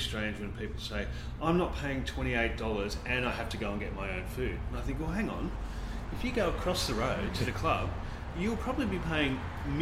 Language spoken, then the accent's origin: English; Sydney, New South Wales, Australia; my experience from growing up in Sydney